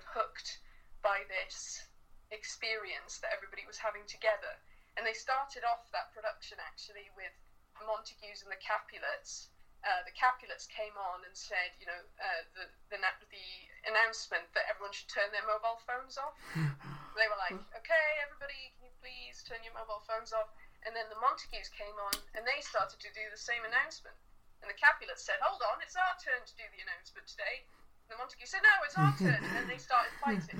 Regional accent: Cardiff, Wales, United Kingdom; growing up in Cardiff, there wasn't nearly as much theatre in Cardiff as there is now

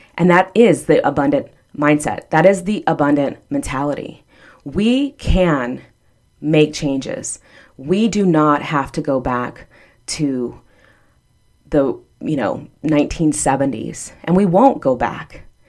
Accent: Texas, United States; now in Florida, United States; I'm from Texas, and I, um, am a Ann Richards Democrat from Texas

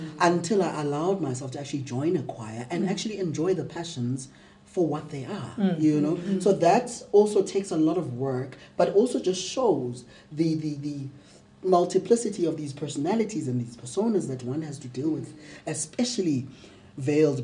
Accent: Mthatha, Eastern Cape, South Africa; I grew up in Umtata, raised and socialized as a girl

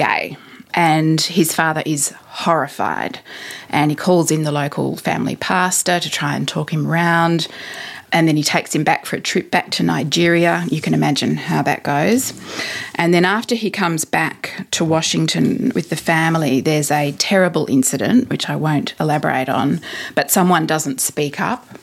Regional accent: Australia; being an Australian

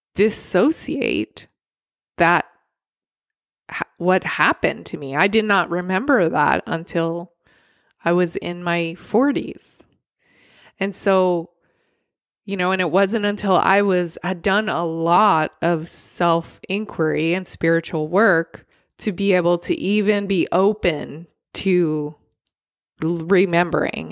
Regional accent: California, United States; as a Californian

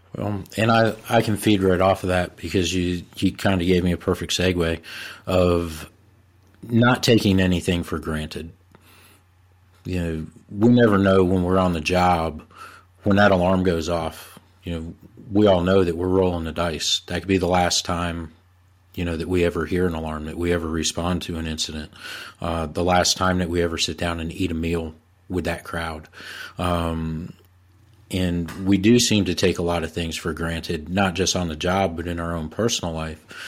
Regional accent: Bergen County, New Jersey, United States; moved away as an adult; now in North Carolina, United States; I'm originally from Bergen County, New Jersey, uh, and I moved down to North Carolina in, in the early nineties

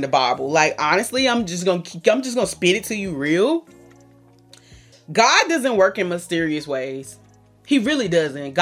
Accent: the South, United States; I'm from the South

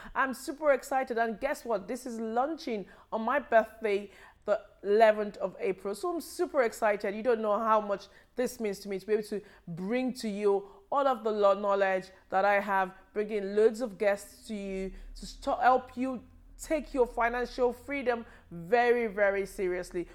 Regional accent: Nigeria; moved away as an adult; now in United Kingdom; I was born in Nigeria, and I lived in Nigeria for, um, a, a long time before I relocated here.

